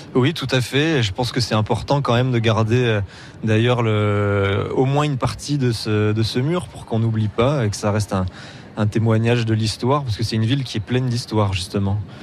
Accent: Montpellier, Occitania, France; moved away as an adult; now in Berlin, Germany; Je suis de Montpellier même. Je suis né dans l'ancienne maternité qui a fermé depuis. donc vrai Montpellier

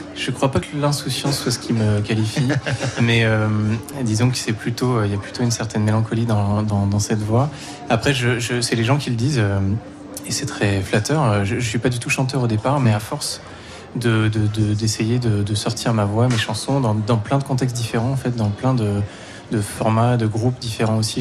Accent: Provence-Alpes-Côte d'Azur, France; je viens de Provence, euh, de l'ensemble en provence petit village en Provence.

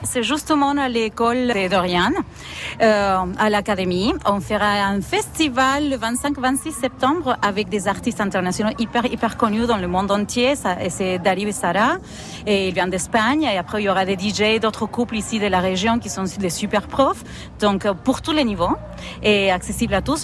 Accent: Argentina; French is a second language; now in France; Je viens d'Argentine, pour ça le accent, la tête

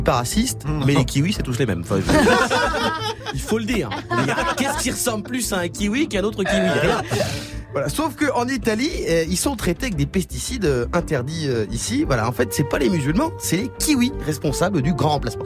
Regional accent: France; chez nous en France

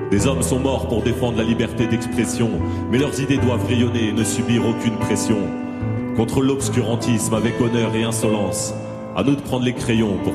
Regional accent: Saint-Denis, Île-de-France, France; Ouais, bah, enfin moi j'ai grandi à Saint-Denis dans, dans, dans, des quartiers assez populaires.

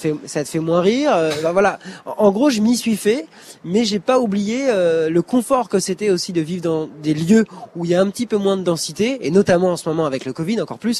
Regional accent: Normandy, France; moved away as an adult; also born or lived in Le Mans; now in Paris, France; je suis normand, donc euh, je mange encore du camembert tout le temps.

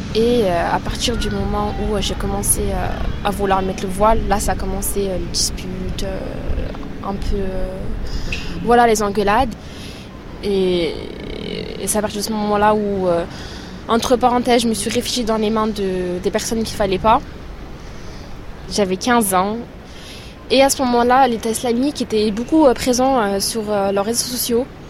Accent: Chambéry, Auvergne-Rhône-Alpes, France; je vais avoir 19 ans et euh, je viens de Chambéry

